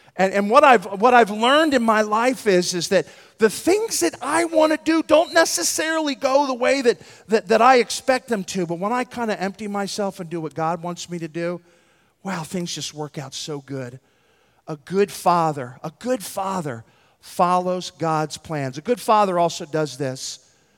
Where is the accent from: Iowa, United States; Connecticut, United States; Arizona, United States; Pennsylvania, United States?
Pennsylvania, United States; Philadelphia; I'm from Philadelphia, in West Philadelphia, born and raised